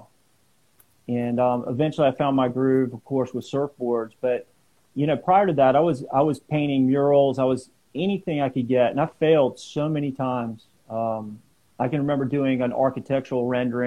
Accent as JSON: {"language": "English", "region": "South Carolina", "country": "United States", "tie": "born or raised there", "moved": "yes", "lives_now": "California, United States", "said": "I grew up in South Carolina"}